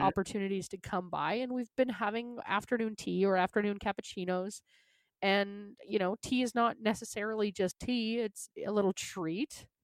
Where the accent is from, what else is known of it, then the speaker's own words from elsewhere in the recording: Canada; accent: Canadian; I'm from Canada